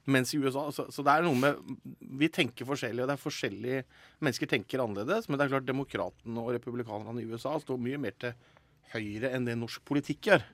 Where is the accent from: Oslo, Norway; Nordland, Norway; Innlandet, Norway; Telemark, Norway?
Telemark, Norway; fylkesavisa mi hjemme i Telemark